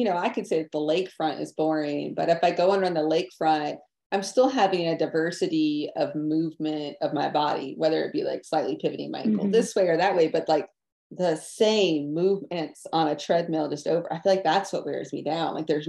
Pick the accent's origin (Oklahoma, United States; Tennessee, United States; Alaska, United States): Tennessee, United States; Yeah, I came from East Tennessee and I obviously ran a lot there.